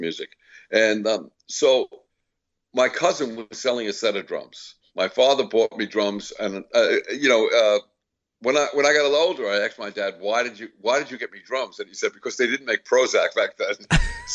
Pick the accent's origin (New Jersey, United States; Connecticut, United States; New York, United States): New York, United States; Seaford; also born or lived in Brooklyn, New York; I was born in Brooklyn. My father was a Brooklyn cop, and so he moved us out to Long Island. So that's where I grew up